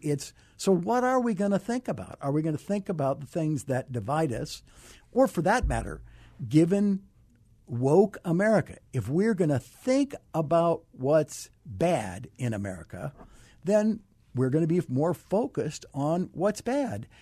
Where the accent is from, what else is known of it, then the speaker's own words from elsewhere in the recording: Arizona, United States; I grew up here in Arizona